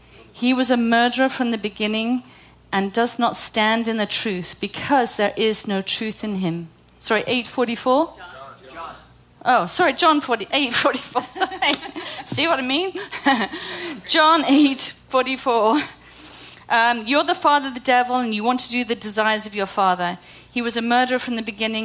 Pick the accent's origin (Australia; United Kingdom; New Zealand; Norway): United Kingdom; moved away; I'm British